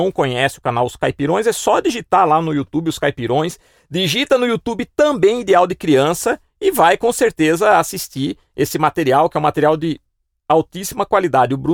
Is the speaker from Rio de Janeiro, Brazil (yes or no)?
no; Piracicaba, São Paulo, Brazil; porque eu também sou um cara que veio do interior, claro. No meu caso, eu tive um fator é, vim de Piracicaba, que é mais próxima de São Paulo.